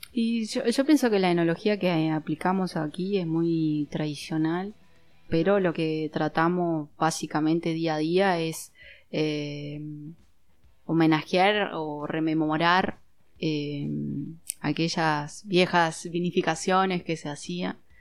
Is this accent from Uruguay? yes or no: yes; Uruguay; De Uruguay.